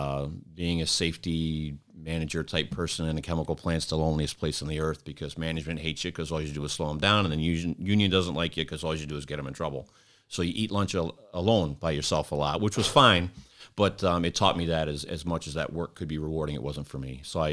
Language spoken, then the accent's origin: English; New York, United States; I grew up in Westchester with a countywide system where you had mutual aid packs